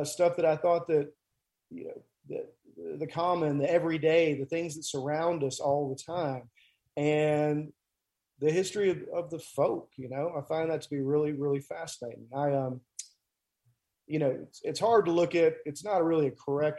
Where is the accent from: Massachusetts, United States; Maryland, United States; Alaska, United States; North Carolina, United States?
North Carolina, United States; Graham; moved away as an adult; also born or lived in California / Tennessee; now in Haywood County, United States; I'm actually from North Carolina. I grew up in North Carolina. Graham, North Carolina is my hometown. And I was raised there from, let's say, 1980 until 2000, you know. And so I was born in California, actually, but moved around